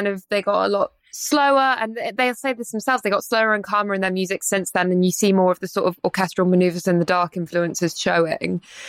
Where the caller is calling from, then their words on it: Edinburgh, Scotland, United Kingdom; I'm glad that I'm dialing in from Edinburgh to talk about this